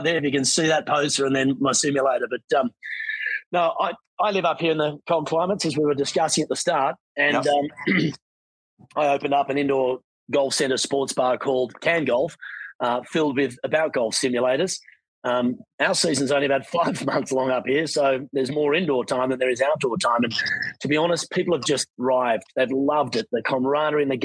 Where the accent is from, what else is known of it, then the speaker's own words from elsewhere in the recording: Australia; moved away as an adult; also born or lived in Sydney, Australia; now in Canadian Rockies, Canada; growing up in Australia